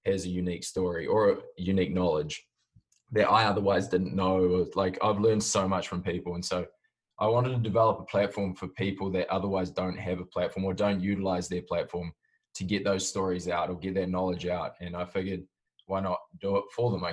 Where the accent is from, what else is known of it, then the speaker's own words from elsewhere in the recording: Auckland, New Zealand; moved away as an adult; also born or lived in Jakarta, Indonesia / Southeast Asia; now in United States; I grew up, I was born in Auckland, New Zealand, and then through dad's work, I moved out to Jakarta in Indonesia and bounced around the Southeast Asia sort of area.